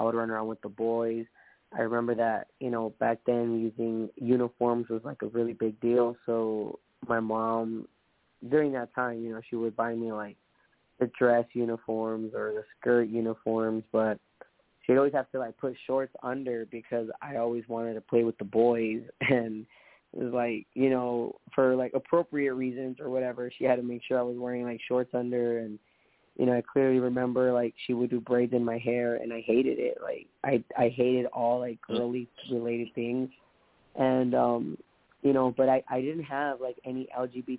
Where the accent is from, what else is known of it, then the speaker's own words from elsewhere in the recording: Long Beach, California, United States; I was born in Long Beach.